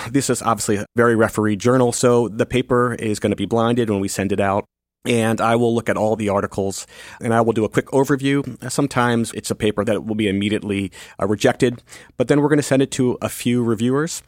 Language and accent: English; Northern Virginia, United States; now in Washington, D.C., United States; I grew up in Northern Virginia, right outside D.C.